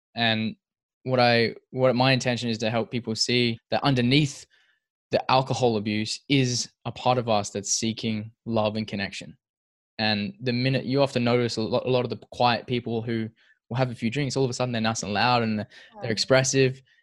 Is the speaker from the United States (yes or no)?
no; Perth, Western Australia, Australia; we're both from Perth. We're both Perth locals